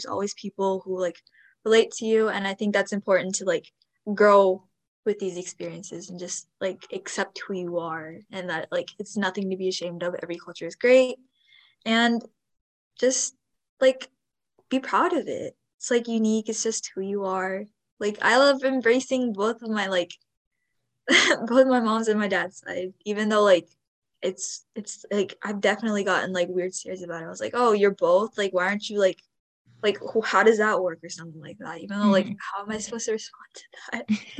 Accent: Himachal Pradesh, India; I know I'm North Indian, but like, it just, like, I can relate to two groups, even though, like, Himachal Pradesh isn't as popular as being Punjabi.

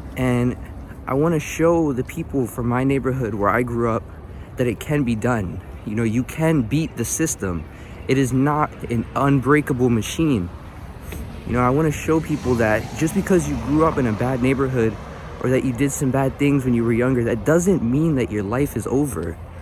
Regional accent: Philadelphia, Pennsylvania, United States; I was born and raised in North Philadelphia, um, also known as the Badlands

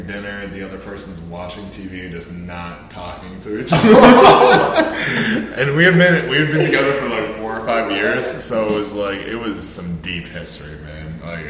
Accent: Ohio, United States; when I was growing up in Ohio

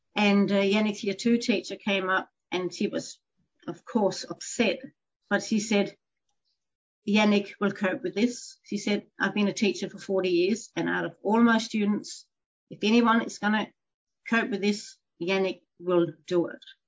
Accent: Denmark; moved away as an adult; also born or lived in Canada; now in Horsham, Australia; I am a Dane, so born and bred in Denmark.

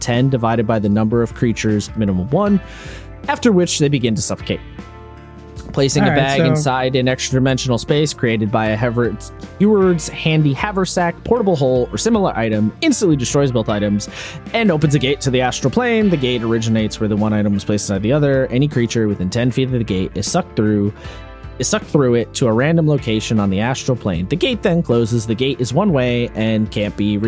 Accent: United States; As an American

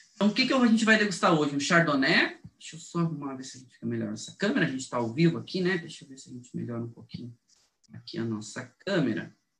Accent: Brazil

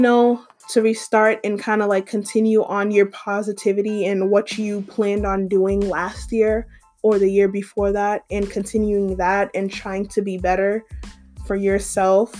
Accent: Massachusetts, United States; moved away as an adult; now in Georgia, United States; I am from Massachusetts, but I currently live in Georgia, and I've been living in Georgia for a year and a half now.

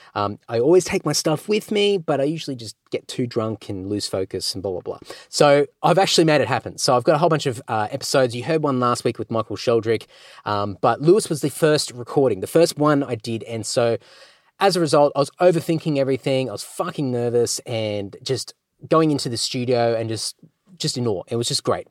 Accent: Australia; I'm an Aussie.

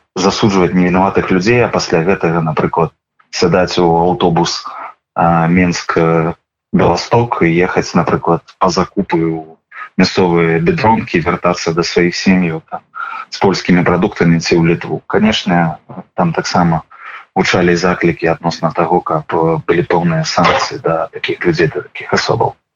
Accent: Belarus; мы як грамадства як беларусы

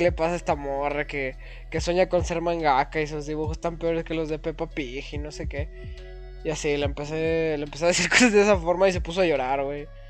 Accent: Mexico; como mexicano

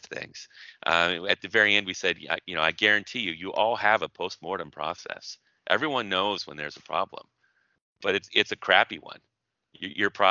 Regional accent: Portland, United States; my hometown of Portland

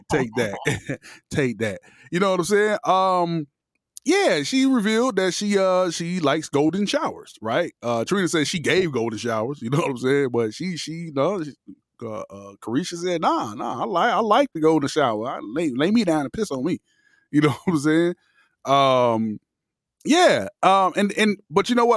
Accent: Miami, Florida, United States; I'm from Miami

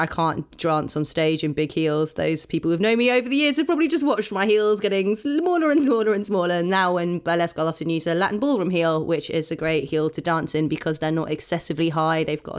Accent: Oxford, South East England, United Kingdom; born or raised there

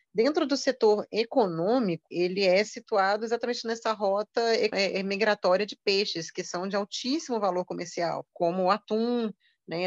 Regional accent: Belo Horizonte, Minas Gerais, Brazil; como eu também sou mineira, sou de Belo Horizonte

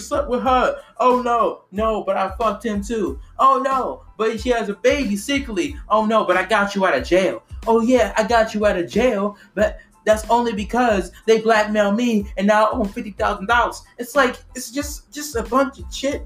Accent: United States; We're African. We're American African.

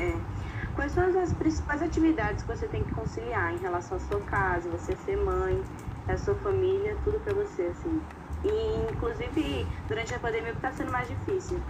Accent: Pernambuco, Brazil; now in São Paulo, Brazil; lá em Pernambuco a gente fala totalmente diferente do que as pessoas do Rio e de São Paulo

